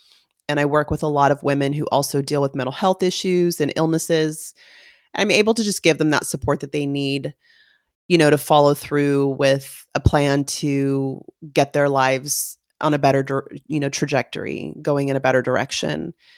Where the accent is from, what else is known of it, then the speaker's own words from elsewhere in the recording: California, United States; I was born and raised in California. I've considered myself a little bit of a gypsy. I've moved around the United States, lived in several states and cities and towns